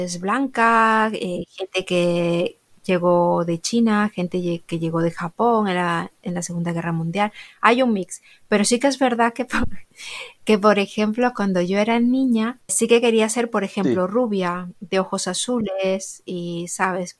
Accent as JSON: {"language": "Spanish", "country": "Peru", "moved": "yes", "lives_now": "Mallorca, Spain", "said": "en Perú, de donde yo soy"}